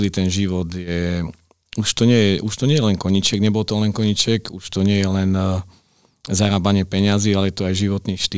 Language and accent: Slovak; Košice, Košice Region, Slovakia; celý život vlastne sme rodiny Košičania, celá naša rodina, čiže tu som strávil detstvo a vlastne celý život posiaľ.